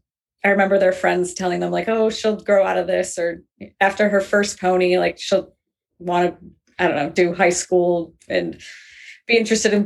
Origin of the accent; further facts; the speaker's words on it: Minnesota, United States; moved away as an adult; also born or lived in England; I grew up in Minnesota.